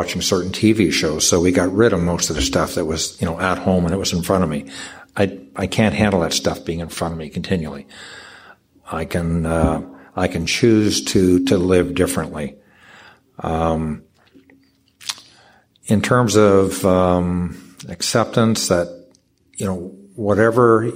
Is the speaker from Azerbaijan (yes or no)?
no; Canada; I'm from Canada